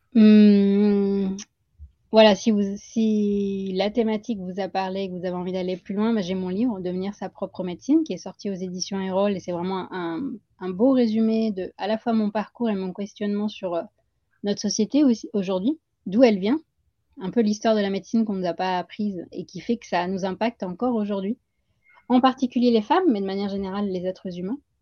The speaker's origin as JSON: {"language": "French", "region": "Puducherry", "country": "India", "tie": "born or raised there", "also_born_or_lived": "Paris region, France", "moved": "yes", "lives_now": "France", "said": "à Pondichéry. C'est là où j'ai grandi."}